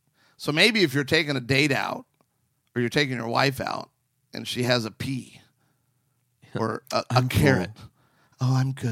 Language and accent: English; Arizona, United States; I grew up on the West Coast, in the West. So I was in Arizona for 10 years of my life.